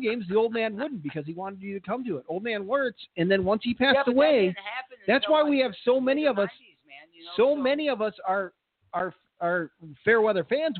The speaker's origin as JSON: {"language": "English", "town": "Kirkland", "region": "Illinois", "country": "United States", "tie": "born or raised there", "said": "I grew up out in Kirkland, Illinois"}